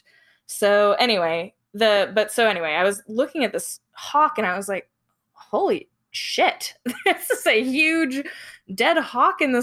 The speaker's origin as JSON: {"language": "English", "region": "Appalachia", "country": "United States", "said": "I'm originally from Appalachia."}